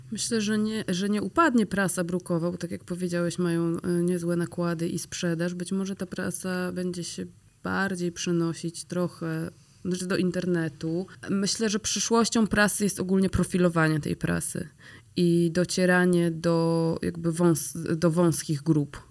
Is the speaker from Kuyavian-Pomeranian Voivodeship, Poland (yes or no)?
yes; Grudziądz, Kuyavian-Pomeranian Voivodeship, Poland; now in Warsaw, Poland; jesteśmy z Grudziądza